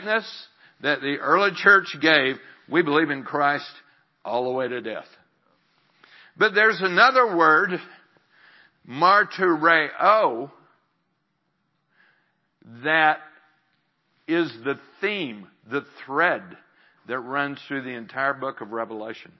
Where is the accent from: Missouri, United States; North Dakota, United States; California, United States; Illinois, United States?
Missouri, United States; my state of Missouri